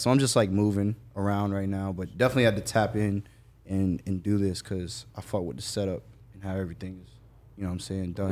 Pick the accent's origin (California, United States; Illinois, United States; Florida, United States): Florida, United States; Jacksonville; I'm from Jacksonville